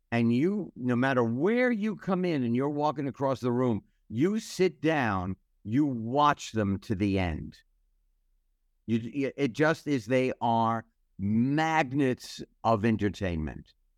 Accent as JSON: {"language": "English", "country": "United States", "said": "I am so proud to be an American"}